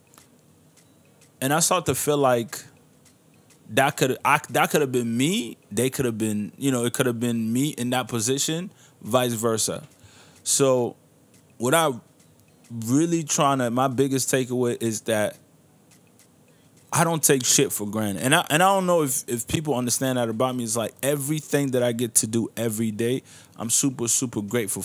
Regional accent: Niger; moved away; I'll be going back to my home country of Niger

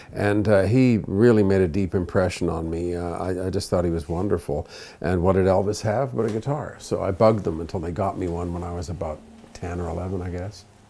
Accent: Toronto, Ontario, Canada; also born or lived in Montreal; We basically vibrated between Montreal and Toronto and settled in Toronto when I was about four and a half

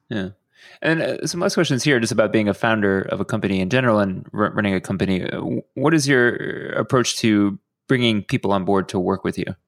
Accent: Houston, Texas, United States; somebody who grew up in Houston

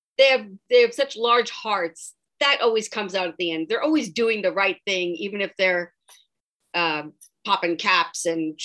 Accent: New York, United States; accent: New York; I grew up in New York, so I, every once in a while, you can still hear that accent.

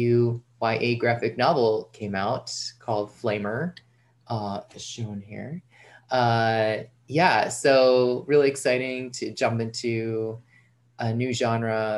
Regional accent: outside of New York City, United States; moved away as an adult; also born or lived in Brooklyn; now in Massachusetts, United States; I was born and raised outside of New York City

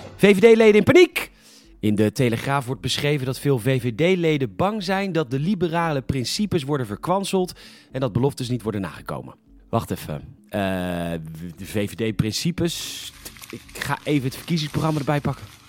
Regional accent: Netherlands; we waren als Nederlanders

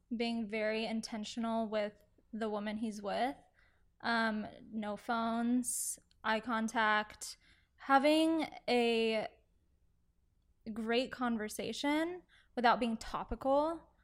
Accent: Aledo, near Fort Worth, Texas, United States; now in Dallas, United States; I grew up in Alito, a little outside, um, of Alito, kind of more in the Fort Worth area

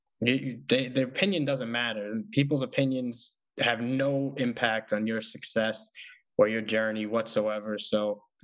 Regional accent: New York City, New York, United States; I'm from Staten Island, so it's small

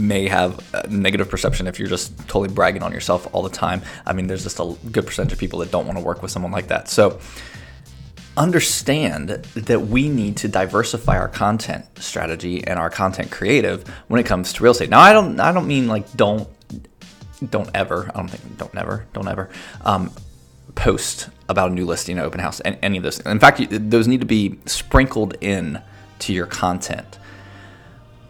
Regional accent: United States; moved away; also born or lived in Chicago, Illinois; I grew up near Cincinnati

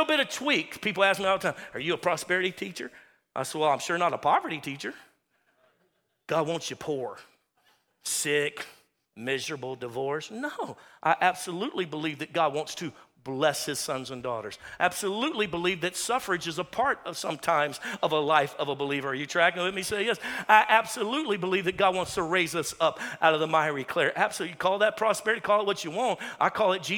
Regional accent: Louisiana, United States; We're from Louisiana

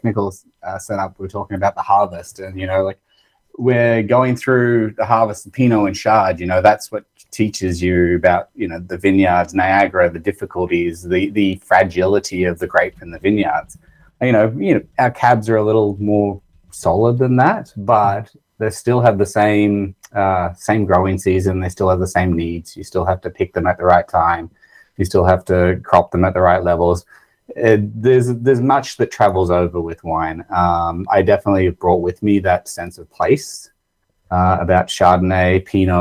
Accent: Australia; accent: Australian; moved away as an adult; now in Canada; I'm originally from Australia. You might tell that from my accent

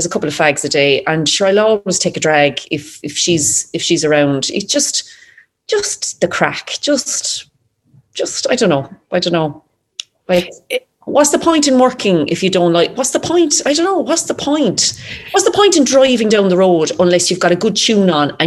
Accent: Ireland; as an Irish person

